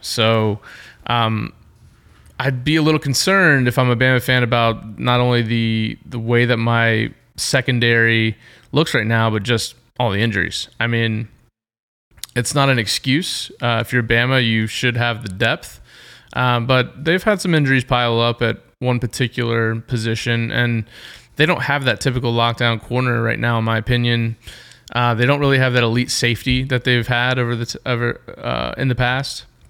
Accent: Georgia, United States; I'm from Georgia

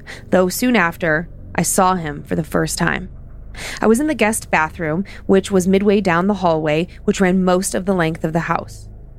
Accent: Wisconsin, United States; I'm from Wisconsin originally and spent some grad school years in Eastern Washington.

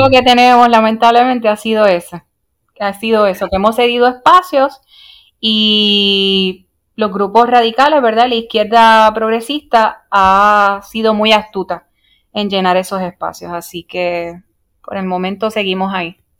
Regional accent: Puerto Rico; soy miembro fundador de un reciente partido político en nuestro país, Puerto Rico

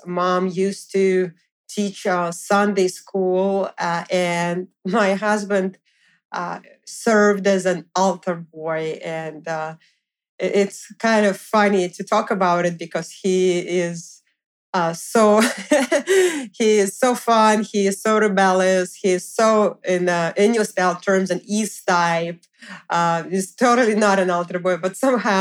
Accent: Moscow, Russia; now in New York, United States; we also went to Moscow, Russia, so I went to visit my family and friends

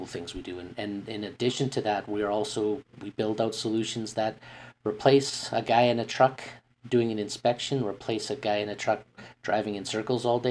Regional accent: Calgary, Alberta, Canada; being born and raised in Calgary

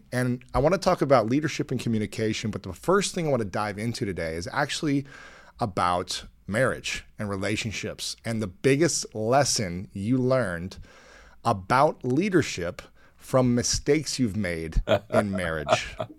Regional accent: Delaware, Ohio, United States; Your wife grew up in the same, essentially, neighborhood that I grew up in Delaware, Ohio.

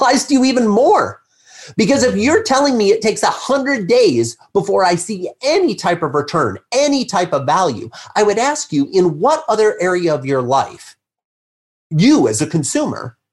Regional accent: Midwest, United States; I grew up in the Midwest

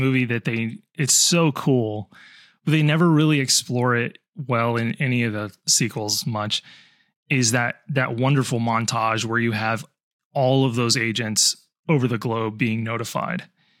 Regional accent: United States

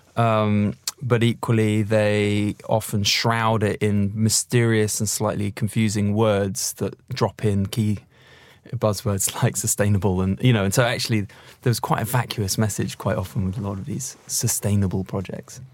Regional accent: London, United Kingdom; I'm a Londoner

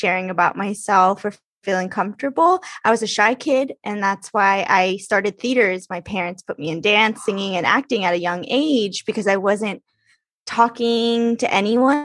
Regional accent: Los Angeles, California, United States; I'm from Los Angeles

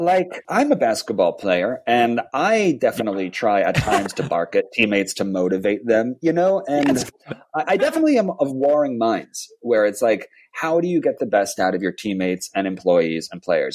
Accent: New York, United States; moved away; back in my New York days when I was growing up in New York

